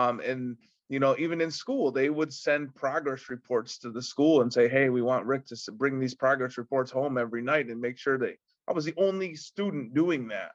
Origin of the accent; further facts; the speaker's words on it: Windsor, New York, United States; where I live and where I grew up in Windsor, New York